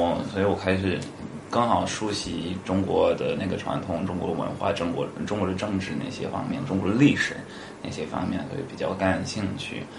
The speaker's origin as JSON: {"language": "Chinese", "country": "Canada", "second_language": "Chinese", "moved": "yes", "lives_now": "China", "said": "我来中国，我是加拿大人，我来中国十六年"}